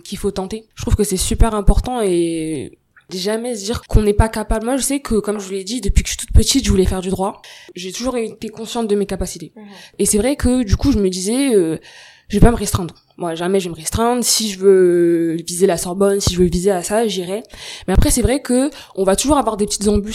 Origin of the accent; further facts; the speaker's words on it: Seine-Saint-Denis, Île-de-France, France; je viens du 93